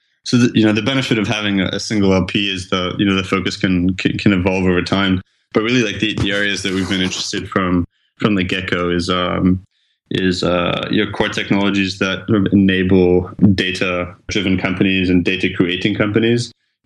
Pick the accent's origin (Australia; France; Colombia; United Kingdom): France; also born or lived in Geneva, Switzerland; I'm originally from France, but I went to school in Geneva in Switzerland and I studied in English, took a bunch of courses in French as well, where I'm also fluent